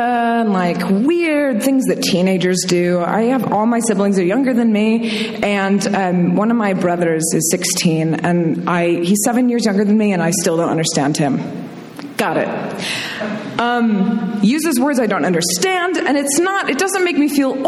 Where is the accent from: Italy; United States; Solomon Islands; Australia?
United States; Minnesota; moved away; also born or lived in Indiana / Michigan; I was born in Minnesota, I went to school in Indiana, my family's from Michigan